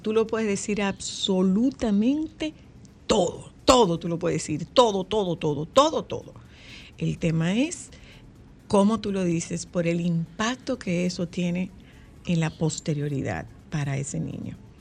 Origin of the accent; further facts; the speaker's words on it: Nagua, María Trinidad Sánchez, Dominican Republic; es de mi pueblo